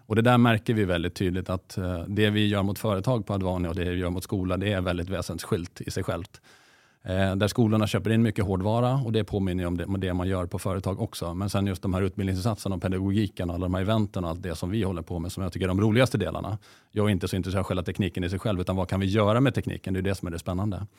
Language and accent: Swedish; Åland Islands; now in Sweden; är dessutom född på Åland, så jag har ju gått i det finska skolsystemet själv.